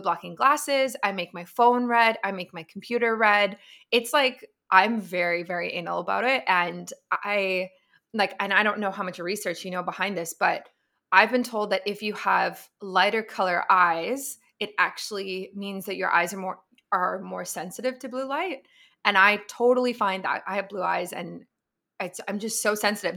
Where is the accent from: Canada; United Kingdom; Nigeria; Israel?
Canada; as a Canadian